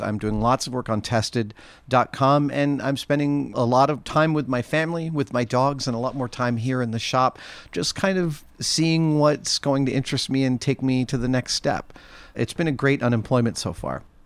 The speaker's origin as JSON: {"language": "English", "region": "New York", "country": "United States", "tie": "born or raised there", "said": "I grew up in New York"}